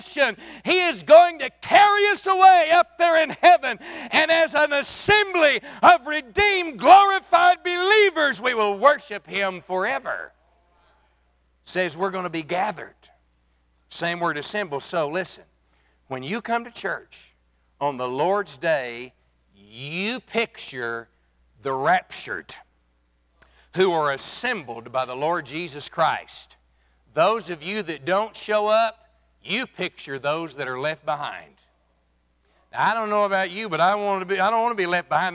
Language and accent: English; Texas, United States; I'm from Texas